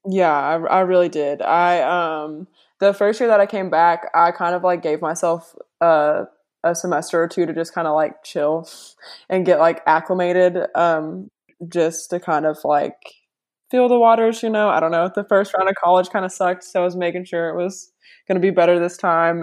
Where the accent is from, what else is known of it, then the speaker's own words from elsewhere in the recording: Bowling Green, Kentucky, United States; I'm from Bowling Green.